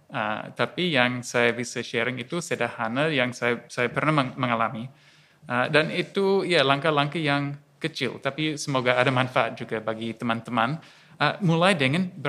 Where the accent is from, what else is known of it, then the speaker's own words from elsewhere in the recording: Australia; moved away as an adult; now in Yogyakarta, Indonesia; Ya, perkenalkan saya uh … asli dari Australia, tapi tujuh tahun ini tinggal di Indonesia, di Jogja